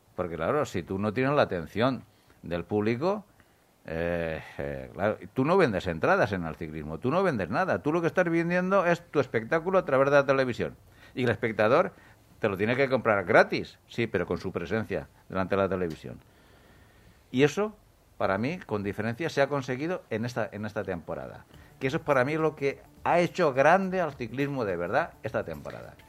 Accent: a small town near Murcia, Region of Murcia, Spain; yo soy de un pueblecito muy cercano a Murcia

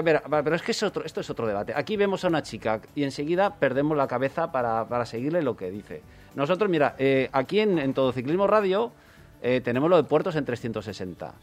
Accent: next to Vallada, Valencian Community, Spain; me dieron un premio en mi pueblo

